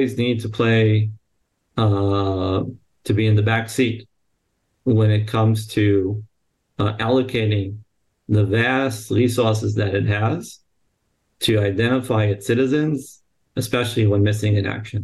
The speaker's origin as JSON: {"language": "English", "region": "New York", "country": "United States", "tie": "born or raised there", "moved": "as an adult", "lives_now": "Israel", "said": "proud outcome of the New York public education system"}